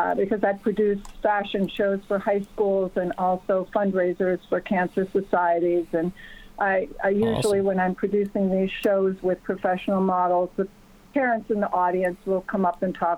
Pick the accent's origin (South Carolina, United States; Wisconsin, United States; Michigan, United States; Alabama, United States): Wisconsin, United States; also born or lived in Florida / New York; now in Los Angeles, United States; originally I'm from Wisconsin, so I came from a very small farm town of 2,000 people